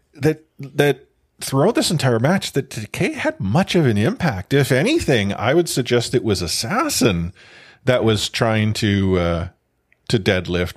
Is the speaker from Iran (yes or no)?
no; Canada; being Canadian